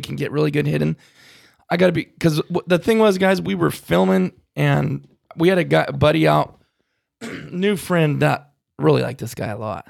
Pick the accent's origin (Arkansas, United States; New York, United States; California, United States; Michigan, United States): California, United States; California boys talk like they talk, but that's just how we talk